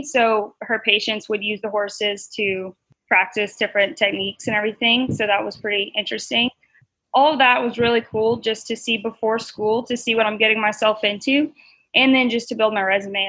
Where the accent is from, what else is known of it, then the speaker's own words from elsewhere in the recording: Lafayette, Louisiana, United States; I'm 23, from Lafayette, Louisiana.